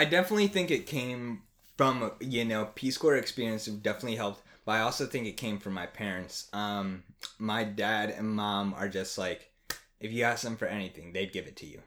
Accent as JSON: {"language": "English", "area": "outside Trenton", "region": "New Jersey", "country": "United States", "tie": "born or raised there", "also_born_or_lived": "Pittsburgh / Baltimore", "moved": "as an adult", "said": "I am from New Jersey originally, um, little outside the capital of Trenton. So, I grew up there, spent eighteen years of my life there"}